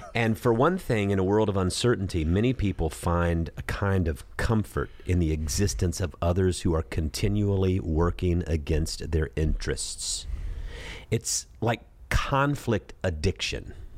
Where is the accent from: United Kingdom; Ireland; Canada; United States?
United States; Sea Island, Georgia; I come from Sea Island, Georgia, where it's a, it's a golfing community